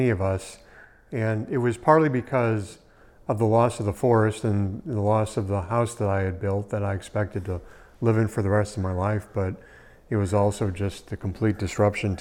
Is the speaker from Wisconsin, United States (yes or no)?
yes; Wisconsin, United States; moved away as an adult; now in Bastrop, United States; I grew up in Wisconsin